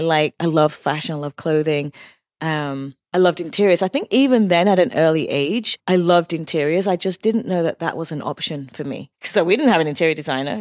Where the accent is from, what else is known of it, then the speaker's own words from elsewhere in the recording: West Sussex, South East England, United Kingdom; moved away as an adult; also born or lived in Cheshire / London; now in New York, United States; from England. I was born in Cheshire, raised in West Sussex